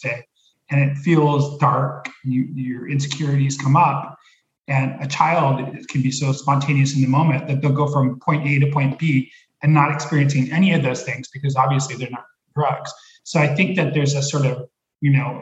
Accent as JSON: {"language": "English", "town": "Los Angeles", "region": "California", "country": "United States", "tie": "born or raised there", "moved": "as an adult", "lives_now": "Oregon, United States", "said": "I grew up in LA near Hollywood"}